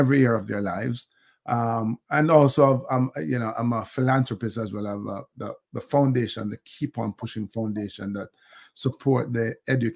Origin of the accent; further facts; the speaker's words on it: Jamaica; born and bred in Jamaica